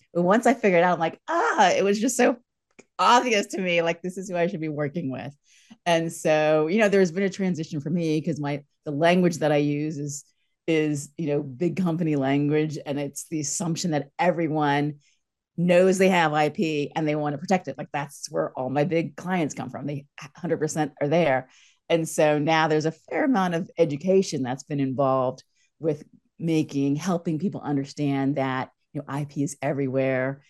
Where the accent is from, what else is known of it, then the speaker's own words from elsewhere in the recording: East Coast, United States; moved away as an adult; also born or lived in San Francisco / Los Angeles; I'm from the East Coast